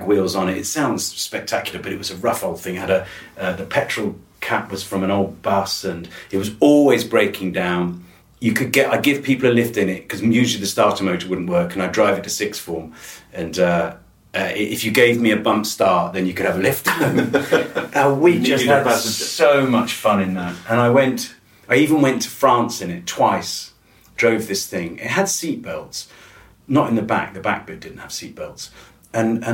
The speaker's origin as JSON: {"language": "English", "area": "Wiltshire", "region": "South West England", "country": "United Kingdom", "tie": "born or raised there", "said": "I grew up in Wiltshire"}